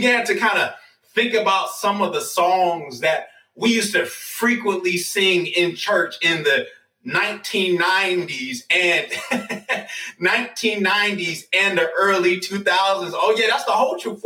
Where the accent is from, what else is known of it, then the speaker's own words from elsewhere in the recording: New York, United States; now in Atlanta, United States; I'm from New York